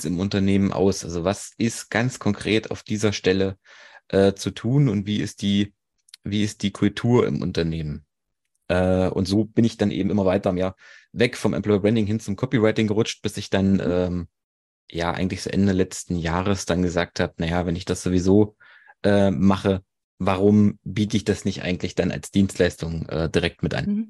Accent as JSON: {"language": "German", "town": "Erfurt", "region": "Thuringia", "country": "Germany", "said": "27, komme aus Erfurt"}